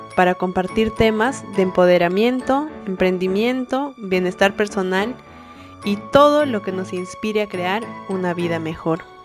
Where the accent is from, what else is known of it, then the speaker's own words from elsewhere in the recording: Peru; moved away as an adult; now in United States; las dos somos peruanas